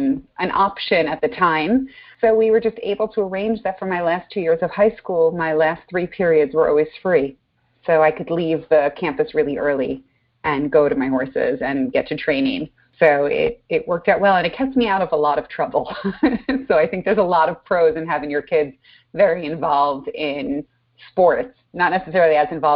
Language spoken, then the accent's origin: English; Long Island, New York, United States; I was raised outside of New York, out in Long Island